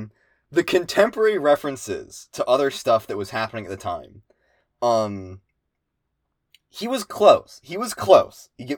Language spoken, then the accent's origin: English; Pennsylvania, United States; I didn't grow up in Philly. I grew up in Central PA, which is a lot less, which is, you know, a lot more like the middle of nowhere.